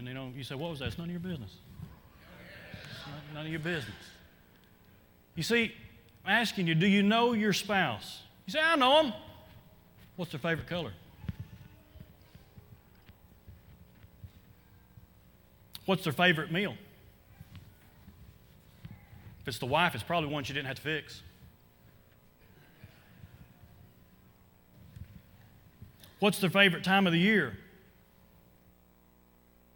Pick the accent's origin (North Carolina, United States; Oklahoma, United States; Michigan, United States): Oklahoma, United States; moved away; I grew up in Oklahoma, and it was cold in Oklahoma, in the area where I lived